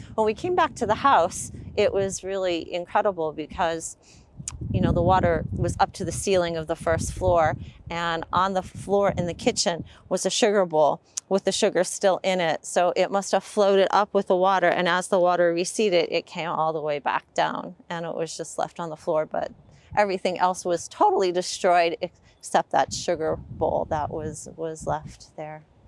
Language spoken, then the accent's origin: English; Swartzville, Pennsylvania, United States; We are in Swartzville, Pennsylvania, um, and I grew up here.